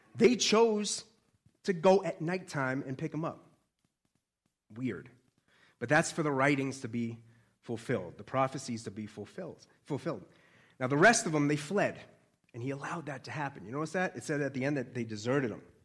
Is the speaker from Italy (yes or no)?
no; Boston, Massachusetts, United States; accent: Boston; I'm a Bostonian